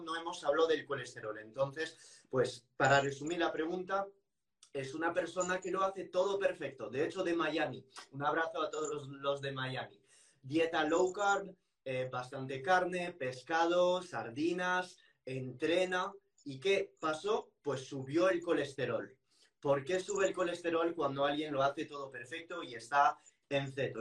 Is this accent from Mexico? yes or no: no; France; moved away; soy un francés y que siempre he vivido esto con carne y pescado